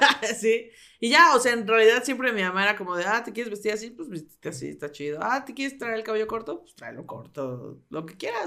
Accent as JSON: {"language": "Spanish", "region": "Mexico City", "country": "Mexico", "tie": "born or raised there", "also_born_or_lived": "Coacalco, State of Mexico", "said": "viví mucho tiempo en, la, en el sur, sur de las, o sea, por donde está la salida a Cuernavaca, ahí viví"}